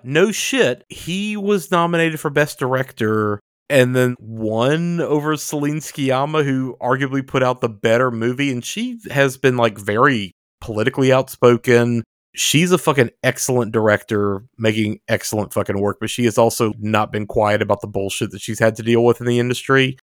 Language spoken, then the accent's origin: English; the Bible Belt, United States; Derek and I grew up in the Bible Belt